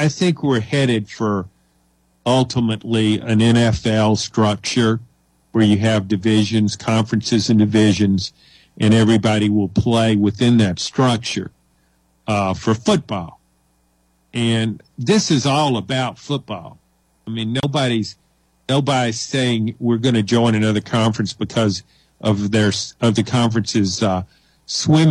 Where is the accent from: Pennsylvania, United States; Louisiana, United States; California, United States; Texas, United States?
Louisiana, United States; moved away; also born or lived in Jackson, Mississippi; I grew up in Louisiana, 20 miles from the Mississippi border